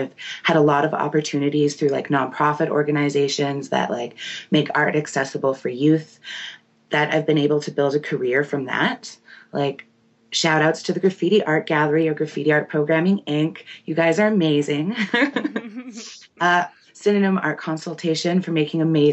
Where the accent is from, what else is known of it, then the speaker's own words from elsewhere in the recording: Winnipeg, Manitoba, Canada; I'm from Seging First Nation, but born and raised in Winnipeg, Manitoba.